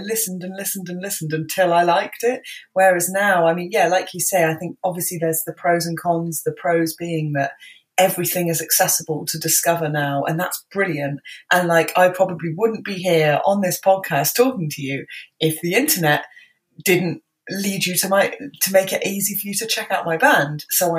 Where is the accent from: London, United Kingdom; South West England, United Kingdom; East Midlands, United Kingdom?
South West England, United Kingdom; Bristol; I was born and raised in Bristol. Luckily I don't have the accent. I am from Bristol